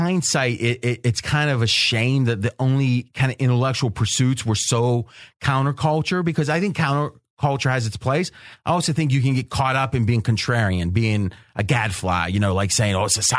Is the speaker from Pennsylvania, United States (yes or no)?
no; Wisconsin, United States; It was like, that's my hometown, right? Even though I was mid 80s and graduated in 88.